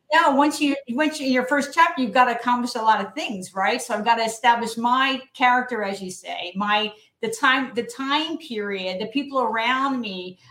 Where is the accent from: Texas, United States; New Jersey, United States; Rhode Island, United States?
New Jersey, United States; When I graduated from my New Jersey high school in 1979